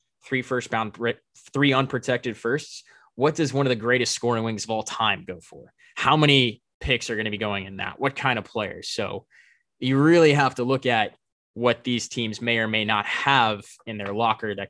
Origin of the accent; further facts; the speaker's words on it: Massachusetts, United States; moved away; It's my hometown team from Massachusetts originally